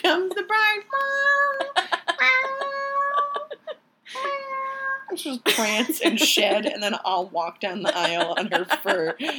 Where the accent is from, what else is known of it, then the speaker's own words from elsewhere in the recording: Michigan, United States; I'm from Michigan